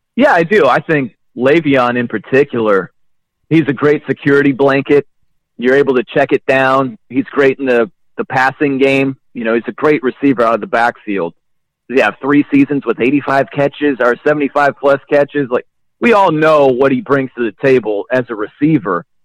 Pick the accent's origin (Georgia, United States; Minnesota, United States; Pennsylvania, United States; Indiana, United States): Indiana, United States; South Bend; moved away as an adult; also born or lived in New York; now in Portland, United States; I'm from South Bend, Indiana, Notre Dame country. That's where I was born and raised.